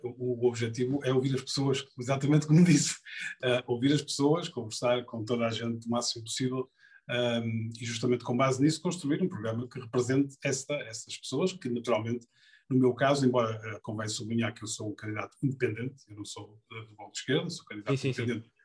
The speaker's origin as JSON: {"language": "Portuguese", "town": "Porto", "region": "Norte", "country": "Portugal", "tie": "born or raised there", "said": "eu sou do Porto, nasci no Porto, vivi no Porto, vivo no Porto"}